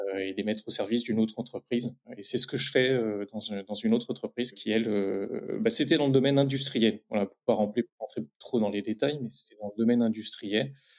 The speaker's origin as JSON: {"language": "French", "town": "Reims", "region": "Grand Est", "country": "France", "said": "je viens de la Champagne-Ardenne, de Reims plus précisément"}